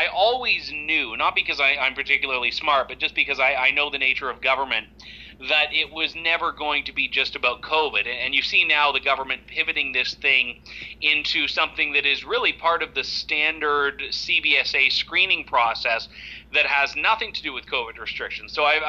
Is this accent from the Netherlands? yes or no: no; Canada; this whole thing that you're supposed to have as a Canadian, guaranteed entry into your own country, is increasingly conditional.